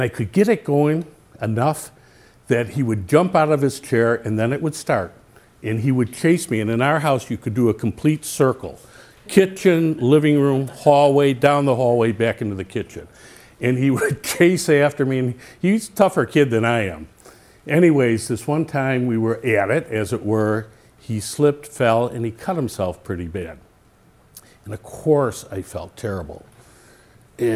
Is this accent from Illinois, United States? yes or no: yes; Mount Prospect, Illinois, United States; I grew up in Mount Prospect